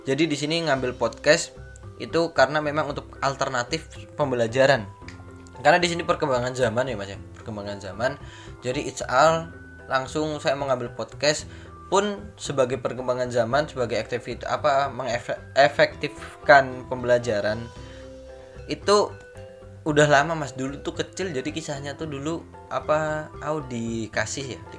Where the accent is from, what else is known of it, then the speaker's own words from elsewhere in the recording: Papua, Indonesia; Papua, Papua waktu kecil eh, dari kecil tuh Papua saya juga lahirnya di Papua